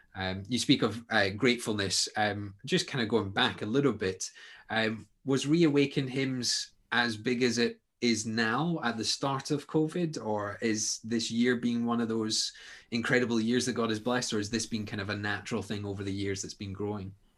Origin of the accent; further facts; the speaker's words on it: Scotland, United Kingdom; you're talking to Scotsmen here